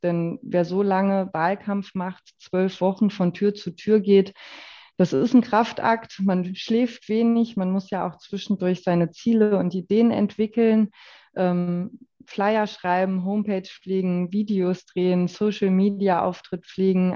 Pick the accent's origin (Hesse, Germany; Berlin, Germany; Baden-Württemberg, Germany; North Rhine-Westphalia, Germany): Hesse, Germany; Waldeck-Frankenberg; moved away as an adult; also born or lived in Schwalm-Eder-Kreis; now in Gudensberg, Germany; Also natürlich komme ich aus Waldeck-Frankenberg, aus dem Nachbarkreis